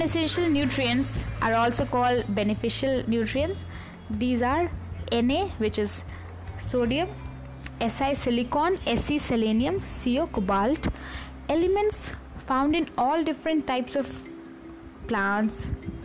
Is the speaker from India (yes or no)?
yes; India; I'm an Indian